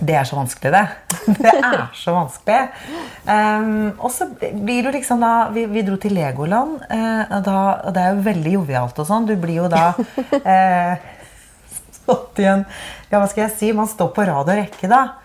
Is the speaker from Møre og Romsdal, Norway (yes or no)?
no; Oslo, Norway; also born or lived in Bærum; den kirken jeg liksom vokste opp i, som heter Majorstuen kirke